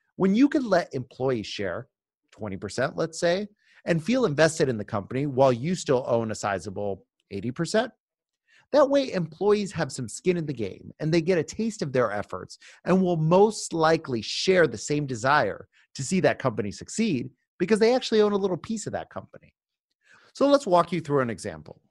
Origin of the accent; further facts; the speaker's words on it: Miami Beach, Florida, United States; Miami Beach, my hometown